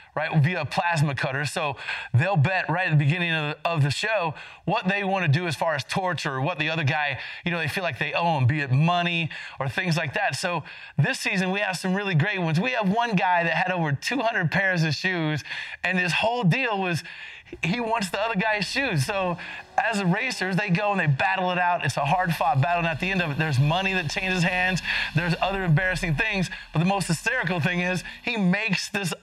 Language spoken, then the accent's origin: English; Denver, Colorado, United States; I'm from Denver